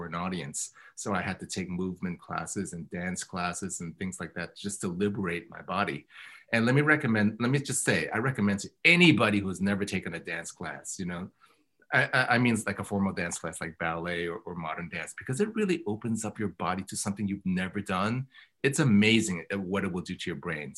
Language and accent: English; Oakland, California, United States; also born or lived in Berkeley, California; I was born in Oakland in 1964, and then my parents, you know, moved and bought the archetypal restaurant, Chinese restaurant, in the middle of nowhere in the 70s, late 70s. But I moved back and I graduated from Skyline High in 82